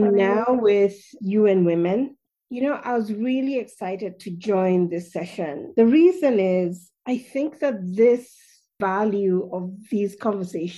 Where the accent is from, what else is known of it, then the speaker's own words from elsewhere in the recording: Kenya; I come from Kenya